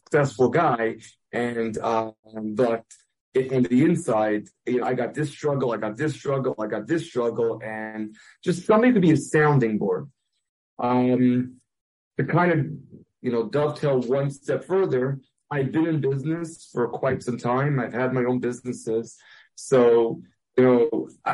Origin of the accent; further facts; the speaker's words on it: New York City, New York, United States; I grew up in Brooklyn